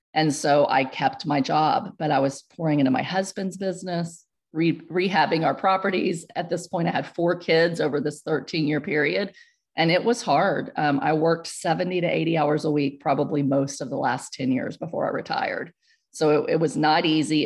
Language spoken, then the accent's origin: English; Houston, Texas, United States; moved away as an adult; also born or lived in central Pennsylvania; Where I grew up in Houston